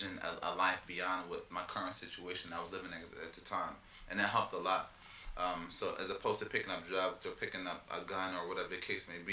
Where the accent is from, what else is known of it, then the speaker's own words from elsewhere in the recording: Philadelphia, Pennsylvania, United States; also born or lived in Egypt; born and raised in Philadelphia, PA